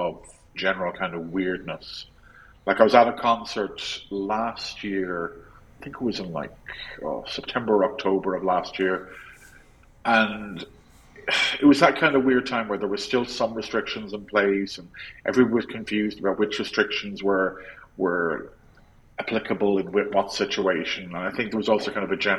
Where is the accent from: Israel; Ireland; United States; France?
Ireland; Cork, Munster; moved away; I'm from Cork originally, I'm very Cork